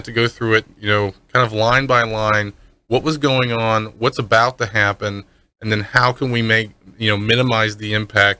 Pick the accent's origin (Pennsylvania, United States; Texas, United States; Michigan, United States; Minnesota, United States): Pennsylvania, United States; Pittsburgh; now in Florida, United States; I'm not from here. I'm originally from Pittsburgh.